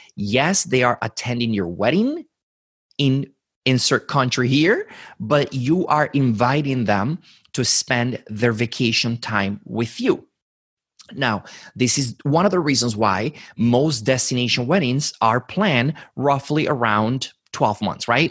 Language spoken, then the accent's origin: English; Dominican Republic; moved away; I was born and raised in the Dominican Republic